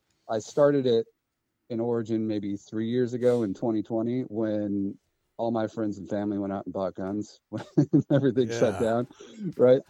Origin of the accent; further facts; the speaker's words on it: Washington, United States; moved away as an adult; also born or lived in North Carolina; I'm originally from Washington State. I grew up here